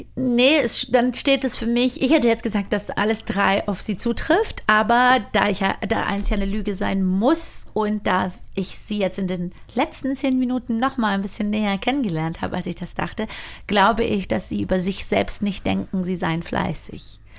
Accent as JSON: {"language": "German", "country": "Germany", "tie": "born or raised there", "said": "ich bin ja nun mal in Deutschland aufgewachsen"}